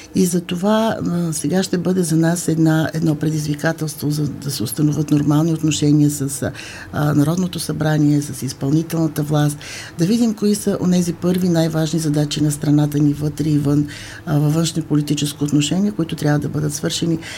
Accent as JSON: {"language": "Bulgarian", "country": "Bulgaria"}